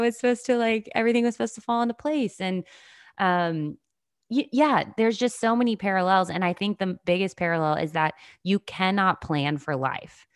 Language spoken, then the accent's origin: English; the South, United States; I grew up in the South